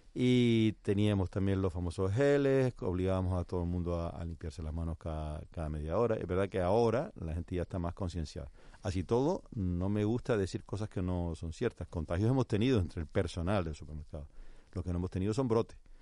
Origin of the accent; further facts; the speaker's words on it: Canary Islands, Spain; nosotros como canarios